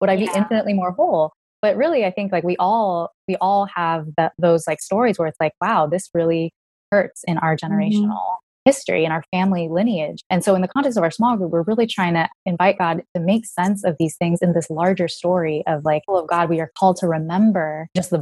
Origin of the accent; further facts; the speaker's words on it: San Jose, California, United States; I was born in San Jose in California